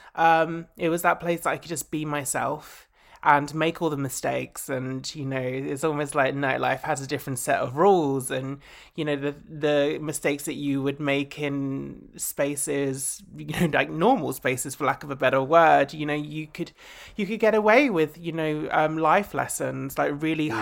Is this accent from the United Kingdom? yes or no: yes; Essex, East of England, United Kingdom; I grew up in Essex.